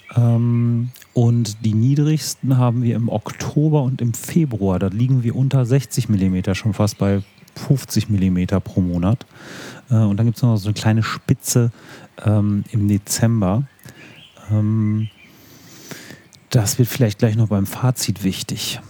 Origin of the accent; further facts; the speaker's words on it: Warstein, North Rhine-Westphalia, Germany; now in Paderborn, Germany; Ich komme aus Warstein, vom Nordrand des Sauerlandes